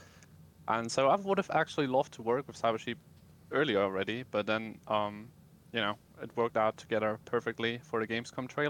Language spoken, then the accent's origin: English; Germany; I'm from Germany